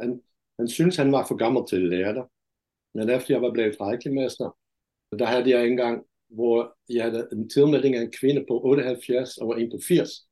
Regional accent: Netherlands; Danish is a second language; moved away as an adult; also born or lived in India / Denmark; now in Brædstrup, Denmark; jeg er fra Holland

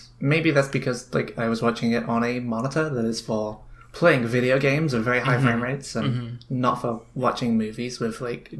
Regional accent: England, United Kingdom; I do come from England, where a lot of people still have these accents.

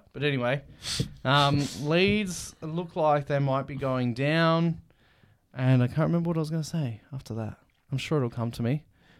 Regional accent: Australia; we're not from England. We're from Australia. That's where we're recording from.

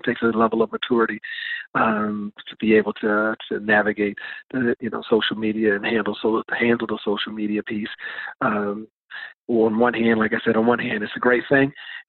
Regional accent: Washington, District of Columbia, United States; And being that I was from the Washington, D.C. area, I was very familiar with the WCAC, which is the Washington Catholic Athletic Conference

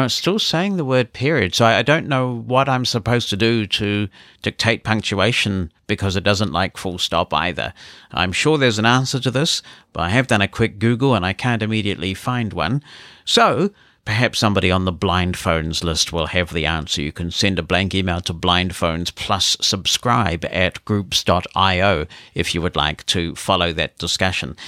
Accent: New Zealand

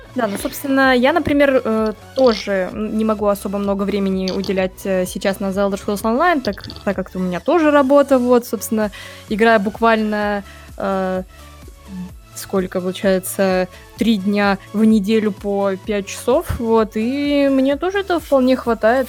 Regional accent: Rostov-on-Don, Rostov Oblast, Russia; Я сама из Ростова-на-Дону

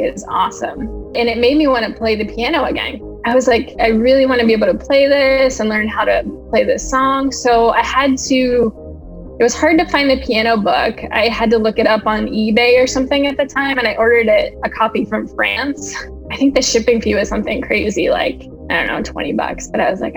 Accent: Pennsylvania, United States; moved away as an adult; now in Washington, D.C., United States; I am originally from Pennsylvania. And I moved to D.C. in 2006 after I graduated from college

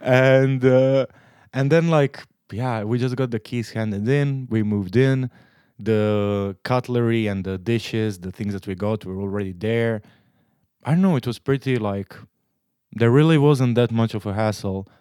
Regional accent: Split, Split-Dalmatia County, Croatia; moved away as an adult; also born or lived in Zagreb, Croatia; now in Netherlands; I'm from Croatia. I'm, I've been living in the Netherlands for two years now. I'm, uh, in Croatia, I'm from Split

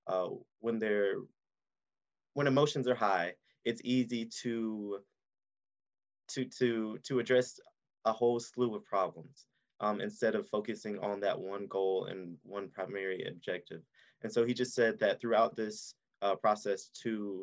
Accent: Aiken, South Carolina, United States; we grew up in Aiken and we were part of the Aiken County Youth Council

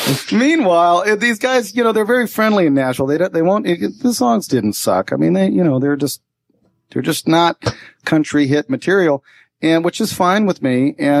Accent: India; Well, we grew up in India, and but really, some of the music was the same

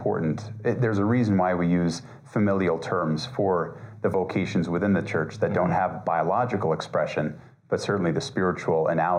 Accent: Colorado, United States; also born or lived in Florida; I am the pastor of Holy Apostles Parish here in Colorado Springs. I grew up here in Colorado, although I was born in Florida.

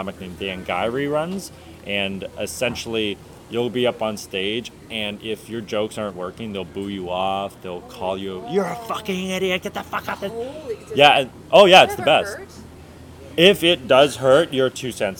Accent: Oshawa, Ontario, Canada; I'm from Oshawa

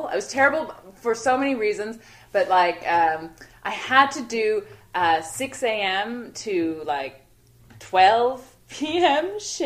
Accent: Toronto, Ontario, Canada; also born or lived in Montreal; I grew up in Toronto

